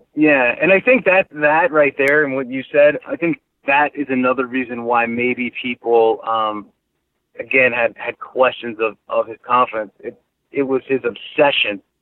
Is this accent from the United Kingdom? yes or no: no; New York, United States; I grew up in New York